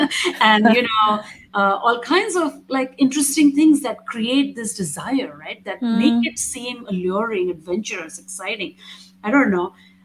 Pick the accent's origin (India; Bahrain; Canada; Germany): India; But being Indian, being brown, and traveling in those Western European spaces is also has its challenges.